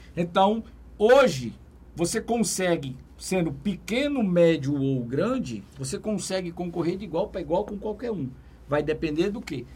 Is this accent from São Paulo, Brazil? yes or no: no; Teresina, Piauí, Brazil; sou lá de Teresina e sempre venho para cá